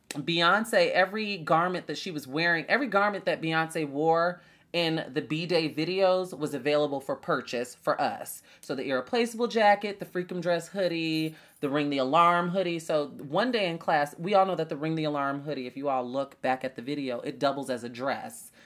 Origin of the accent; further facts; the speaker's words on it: Chicago, Illinois, United States; a girl from Chicago